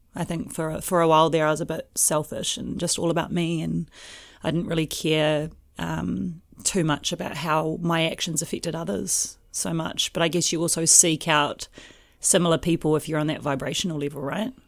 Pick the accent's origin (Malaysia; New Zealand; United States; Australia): New Zealand; Lower Hutt, Wellington; moved away as an adult; also born or lived in Auckland; I grew up in an area called Stokes Valley.